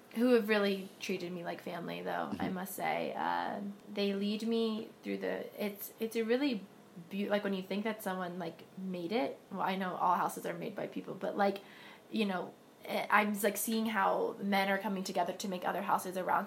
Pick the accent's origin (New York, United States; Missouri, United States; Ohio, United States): New York, United States; New York City; I'm from New York City, in Harlem.